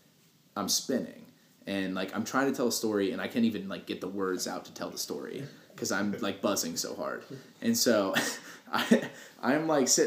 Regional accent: United States; I'm from Polk County.

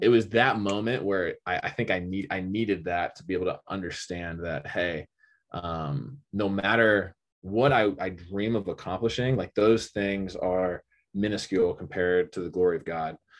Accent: Austin, Texas, United States; also born or lived in California; I moved to Texas when I was, uh, in third grade. I guess I was, like, eight or nine or something like

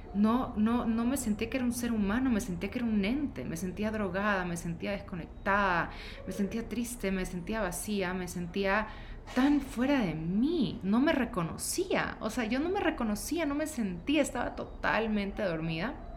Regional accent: Ecuador; moved away as an adult; also born or lived in Guayaquil; now in Mexico City, Mexico; soy de Ecuador

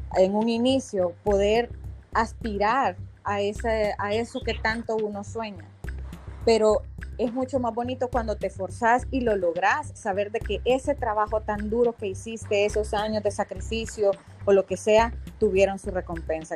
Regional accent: El Salvador; moved away as an adult; now in United States; como salvadoreña y muy orgullosa de poder representar a mi país

